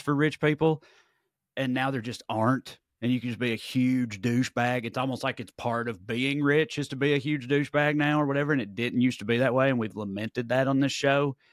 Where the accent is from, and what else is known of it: Salina, Kansas, United States; born or raised there